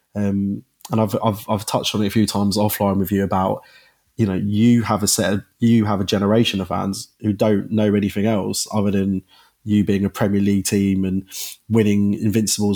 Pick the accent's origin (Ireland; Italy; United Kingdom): United Kingdom; Croydon, London; also born or lived in Crystal Palace; as a young South Londoner, being from, you know, from growing up in Croydon, living in Crystal Palace my whole life